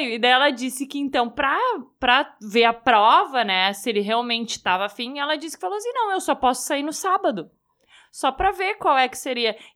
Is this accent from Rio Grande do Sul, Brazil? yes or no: yes; Porto Alegre, Rio Grande do Sul, Brazil; a gente sempre morou em Porto Alegre, a gente nasceu aqui em Porto Alegre, mas os nossos pais são de lá.